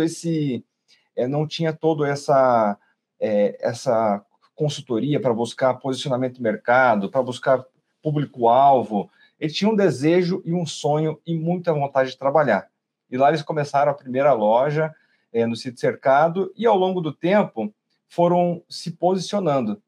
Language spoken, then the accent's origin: Portuguese; Curitiba, Paraná, Brazil; nós somos nascidos aqui de Curitiba